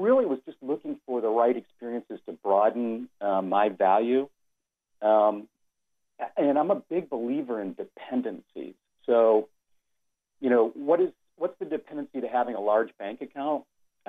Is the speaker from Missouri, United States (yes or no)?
no; Detroit, Michigan, United States; as a kid, I grew up in Detroit